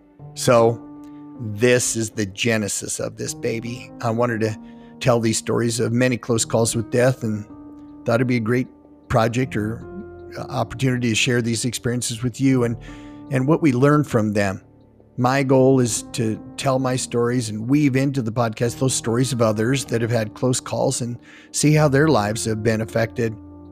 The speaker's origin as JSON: {"language": "English", "region": "Wyoming", "country": "United States", "moved": "yes", "lives_now": "Utah, United States", "said": "I'm from Utah. I've lived here nearly 30 years, and I'm a transplant from Wyoming."}